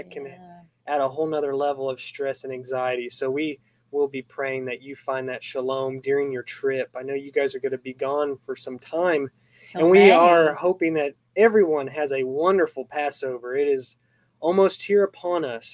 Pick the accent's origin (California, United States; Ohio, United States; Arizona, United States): Arizona, United States; moved away; I'm from Arizona, so I miss that desert landscape